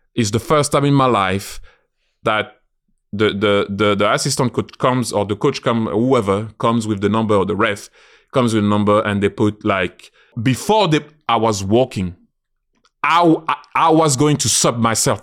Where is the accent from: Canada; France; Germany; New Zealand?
France; moved away as an adult; now in London, United Kingdom; I'm a Londoner, I always say I'm proud and so happy to be French, but I'm a Londoner